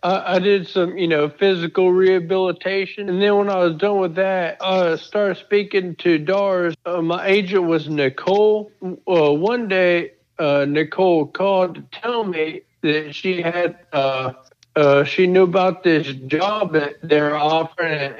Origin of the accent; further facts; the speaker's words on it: Annis, Virginia, United States; moved away; also born or lived in Owensboro, Kentucky; I'm from Annis, Virginia, but I was living in Owensboro, Kentucky